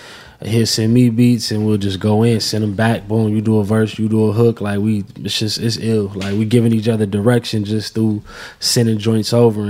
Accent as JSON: {"language": "English", "region": "West Coast", "country": "United States", "said": "I'm from the West Coast, so it's like I only grew up hearing the Nas hits"}